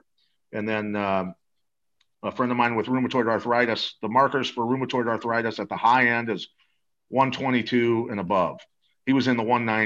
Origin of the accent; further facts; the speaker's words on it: Iowa, United States; I grew up wrestling in Iowa